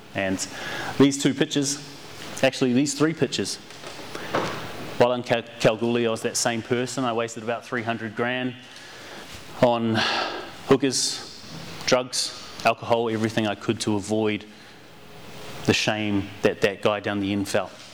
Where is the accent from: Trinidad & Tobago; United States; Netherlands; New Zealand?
New Zealand; growing up in New Zealand and not being a country Maori, Indigenous Kiwi, not being from the country, being from the city